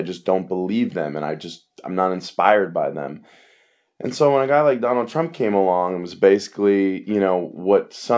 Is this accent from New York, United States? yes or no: yes; New York, United States; I'm from New York and I worked in the World Trade Center the whole summer before 9/11.